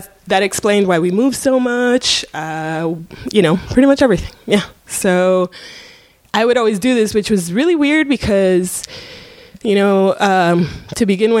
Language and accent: English; Coral Gables, Florida, United States; So growing up in Coral Gables, you know, we had this panther in the front yard